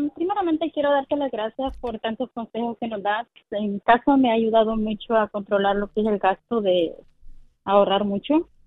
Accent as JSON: {"language": "Spanish", "country": "El Salvador", "moved": "yes", "lives_now": "California, United States", "said": "Yo soy del, del de Salvador"}